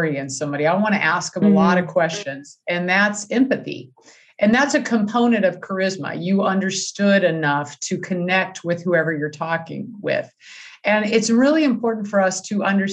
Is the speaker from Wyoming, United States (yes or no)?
no; California, United States; moved away as an adult; now in Wisconsin, United States; even though I live in Wisconsin now, I was originally from California